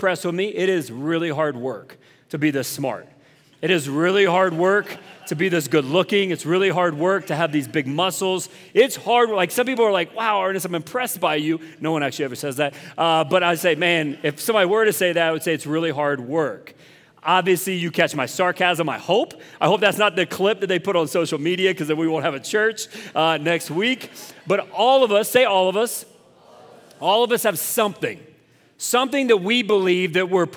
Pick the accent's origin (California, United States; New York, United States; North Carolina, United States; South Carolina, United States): South Carolina, United States; moved away; I'm from South Carolina